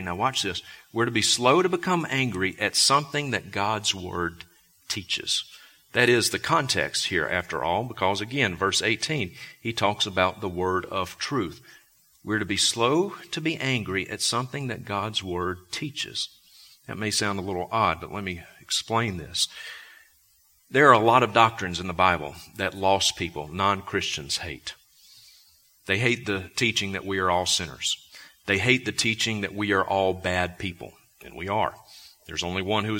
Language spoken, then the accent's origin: English; Vicksburg, Mississippi, United States; also born or lived in Sandpoint, Idaho; now in Bozeman, United States; I was born in Vicksburg, Mississippi